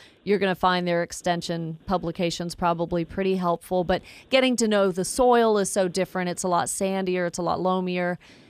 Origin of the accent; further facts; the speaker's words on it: Pearland, Texas, United States; I grew up with relatives in the Houston area and Pearland, Texas, and they got a lot of that Gulf moisture